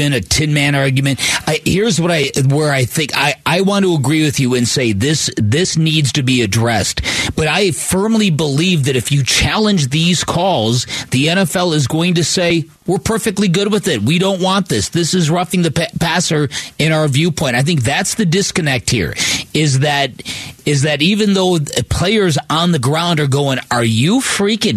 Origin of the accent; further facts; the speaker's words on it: Chicago, Illinois, United States; now in Arizona, United States; I grew up in Chicago.